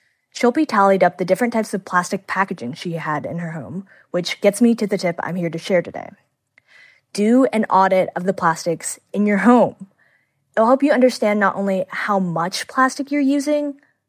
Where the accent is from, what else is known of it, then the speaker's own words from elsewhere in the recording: Houston, Texas, United States; The group is based in my hometown, Houston, Texas.